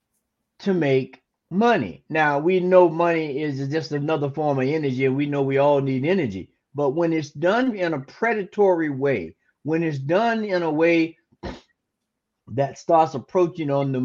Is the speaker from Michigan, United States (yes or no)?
no; Tallahassee, Florida, United States; my hometown of Tallahassee